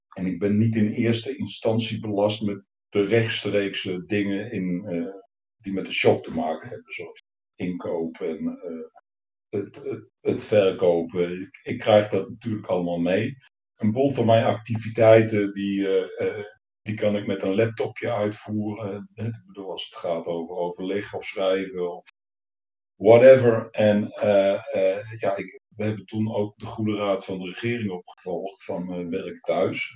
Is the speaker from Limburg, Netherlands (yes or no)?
no; Deventer, Overijssel, Netherlands; also born or lived in Leeuwarden; vanuit Deventer, waar ik ben opgegroeid